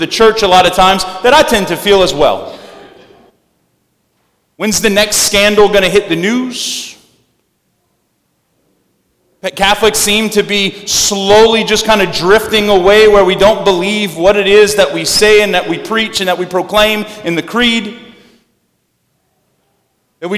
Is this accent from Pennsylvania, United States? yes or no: no; South Louisiana, United States; we're from South Louisiana